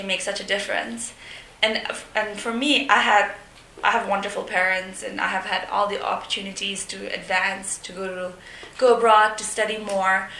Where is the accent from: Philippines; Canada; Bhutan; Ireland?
Bhutan; moved away; having grown up in Bhutan